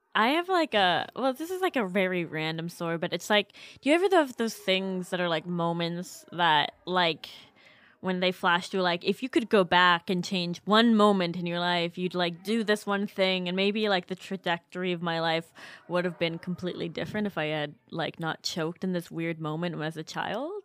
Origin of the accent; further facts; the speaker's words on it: Canada; I'm Canadian